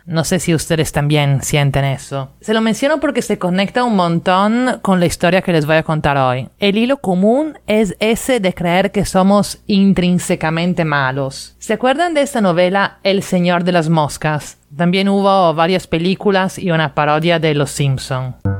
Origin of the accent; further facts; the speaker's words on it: Italy; now in Lima, Peru; la que en Italia llamamos flojera de primavera.